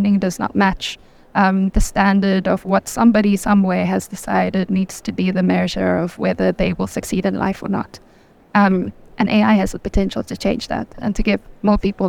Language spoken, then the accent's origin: English; South Africa; I'm from South Africa, so I'm from a developing country.